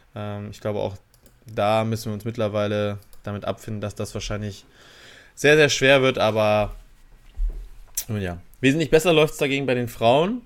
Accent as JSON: {"language": "German", "country": "Germany", "said": "wir uns als Deutsche"}